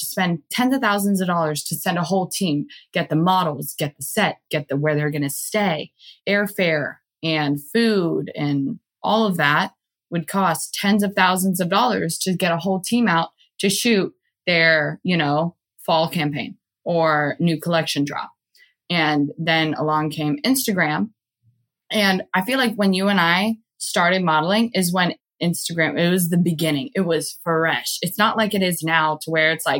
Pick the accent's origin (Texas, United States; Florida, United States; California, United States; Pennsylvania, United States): Florida, United States; Jacksonville; moved away as an adult; also born or lived in Miami, Florida / Hawaii; I'm in Jacksonville right now too. And I wasn't planning to stay in my hometown